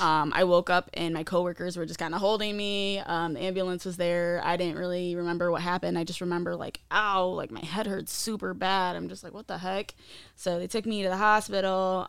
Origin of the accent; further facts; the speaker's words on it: Findlay, Ohio, United States; also born or lived in East Stroudsburg, Pennsylvania / Mount Pocono, Pennsylvania; I was born and raised in Findlay, Ohio.